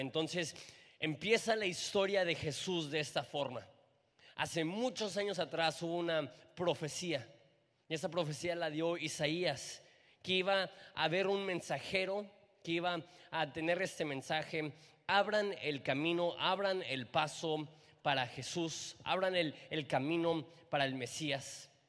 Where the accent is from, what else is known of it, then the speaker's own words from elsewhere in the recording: Mexico; nuestra cultura como mexicanos